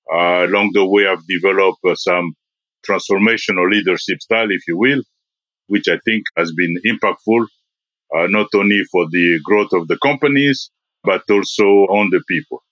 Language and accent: English; DR Congo; born there; English is a second language; also born or lived in Belgium / India; I was born in the Congo. I lived in Belgium. I lived in India.